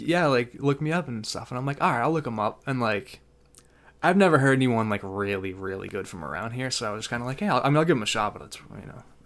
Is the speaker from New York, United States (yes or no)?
no; Danvers, Massachusetts, United States; I'm from Danvers, Massachusetts